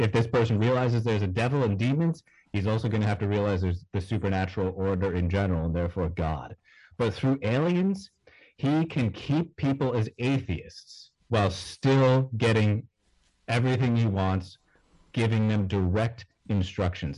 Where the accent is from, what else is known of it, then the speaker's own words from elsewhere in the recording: New York, United States; I'm a knucklehead from New York.